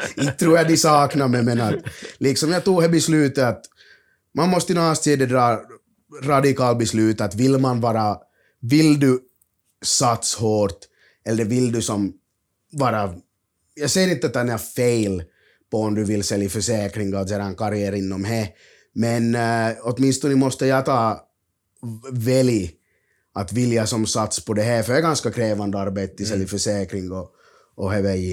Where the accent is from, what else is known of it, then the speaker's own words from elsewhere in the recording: Finland; jag är från Finland